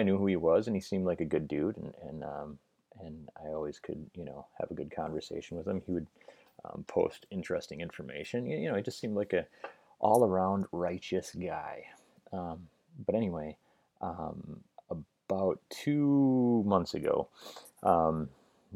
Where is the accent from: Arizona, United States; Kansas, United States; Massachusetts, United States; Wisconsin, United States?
Wisconsin, United States; Merrill; moved away; I'm from Merrill. I grew up in Merrill